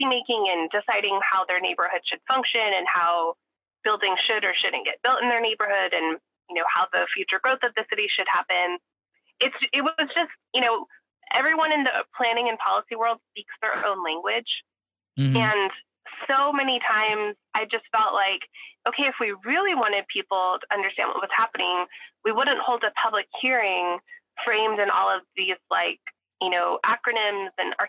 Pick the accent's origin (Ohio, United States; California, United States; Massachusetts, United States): California, United States; Fresno; moved away as an adult; also born or lived in East Coast / Oakland; now in Fresno, United States; I'm from the Fresno area, but I left in 2008 to go to grad school on the East Coast, and didn't think I would come back to Fresno